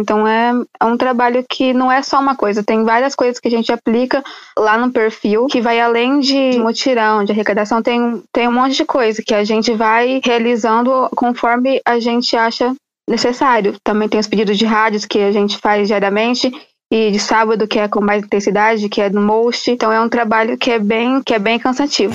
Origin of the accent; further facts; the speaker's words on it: São Paulo, Brazil; Eu de São Paulo